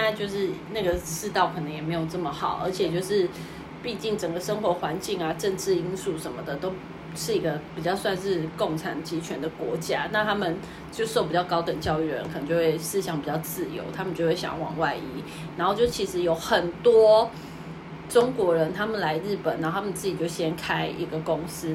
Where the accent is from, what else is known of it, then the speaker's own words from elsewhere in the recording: Taiwan; now in Tokyo, Japan; 我是台湾人